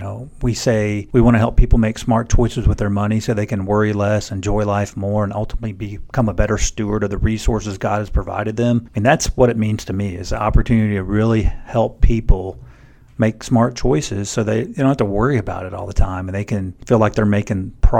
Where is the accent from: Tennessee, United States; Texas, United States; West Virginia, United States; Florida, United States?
Texas, United States; Houston; also born or lived in Hawaii / Japan; I was born in Hawaii and also got to live in Japan. My dad was in the Navy, and so we moved around a lot when I was young. We finally, though, settled in the Houston area.